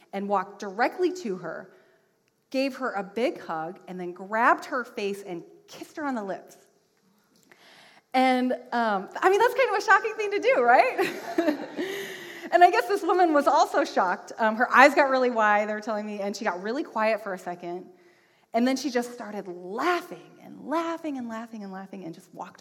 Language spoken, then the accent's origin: English; Washington, United States; moved away; I am from Washington State.